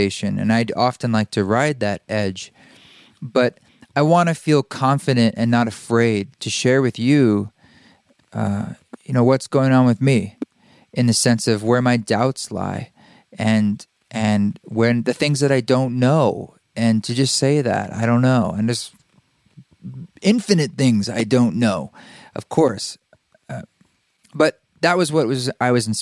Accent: Boulder, Utah, United States; moved away; my hometown of Boulder, Utah. Not Boulder, Colorado, but Boulder, Utah, a town of 200 people

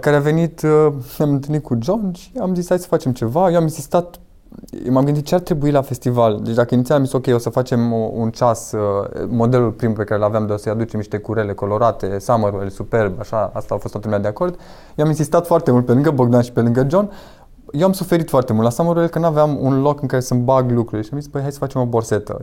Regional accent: Victoria, Brașov County, Romania; Lângă Brașov, lângă Victoria, practic, de unde sunt eu

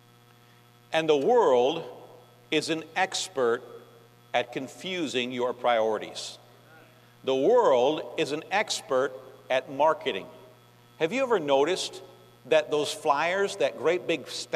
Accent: New York, United States; moved away; I'm from New York, and Yankees talk fast

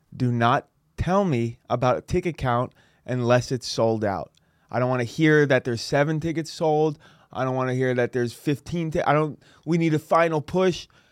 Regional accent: San Francisco, California, United States; I'm from San Francisco

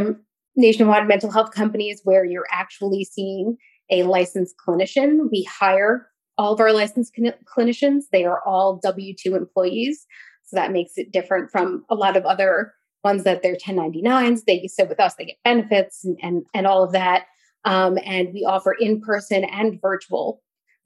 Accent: New York, United States; also born or lived in North Carolina; now in Virginia, United States; I'm currently living in Virginia. I grew up in New York.

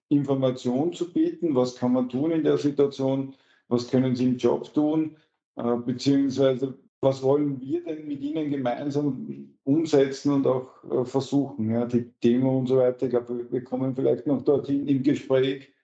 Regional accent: Lower Austria, Austria; also born or lived in Vienna; Ja, erstens immer mein Heimatbundesland, immer gewesen, auch wenn ich bei einem Studium in Wien eine Wohnung hatte.

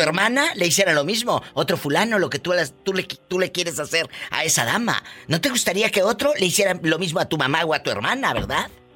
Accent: Tamaulipas, Mexico; mi paisano de Tamaulipas

